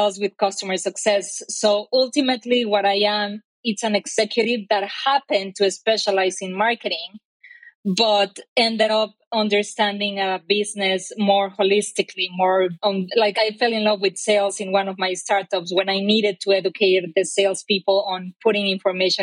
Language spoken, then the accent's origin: English; Mexico; English is a second language; moved away as an adult; now in Bay Area, United States; I am Mexican. My accent probably already told you so.